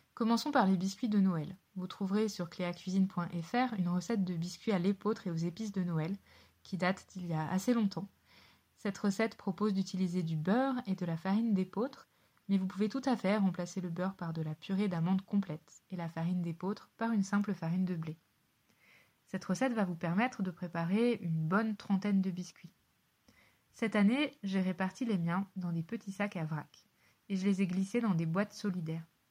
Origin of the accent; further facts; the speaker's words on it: Savoie, Auvergne-Rhône-Alpes, France; en Savoie, là où j'ai grandi